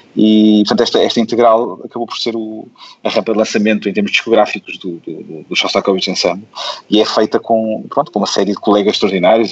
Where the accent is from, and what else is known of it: Porto, Norte, Portugal